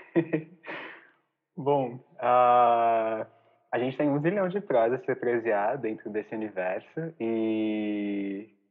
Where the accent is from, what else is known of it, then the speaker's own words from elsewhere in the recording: Várzea Paulista, São Paulo, Brazil; interior paulista, vulgo uma bicha varzina